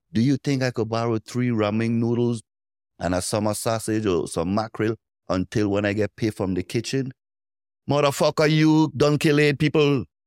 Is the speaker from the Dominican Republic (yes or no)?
no; U.S. Virgin Islands; I'm from Saint Thomas